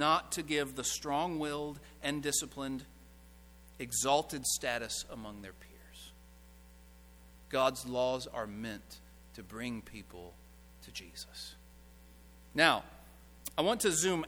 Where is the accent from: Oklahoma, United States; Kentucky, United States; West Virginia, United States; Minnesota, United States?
Kentucky, United States; Owensboro; my hometown of Owensboro, Kentucky